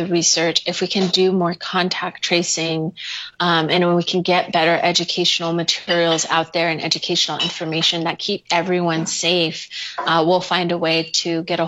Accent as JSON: {"language": "English", "town": "Lupton", "region": "Arizona", "country": "United States", "tie": "born or raised there", "moved": "as an adult", "lives_now": "Gallup, United States", "said": "my hometown is Lupton, Arizona, just the first town just over the Arizona border"}